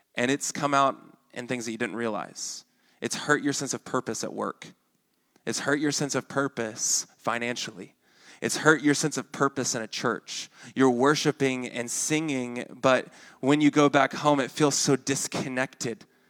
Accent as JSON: {"language": "English", "region": "Arkansas", "country": "United States", "accent": "Arkansan", "said": "my Arkansan accent comes out with that word."}